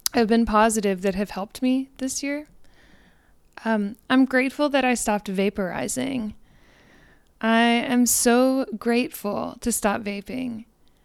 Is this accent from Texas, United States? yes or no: yes; Houston, Texas, United States; H-Town and for my hometown where I come from